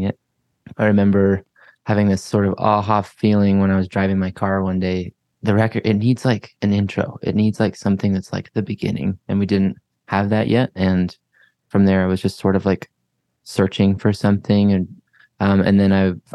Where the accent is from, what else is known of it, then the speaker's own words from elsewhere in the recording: Heber City, Utah, United States; now in Salt Lake City, United States; I grew up in Heber City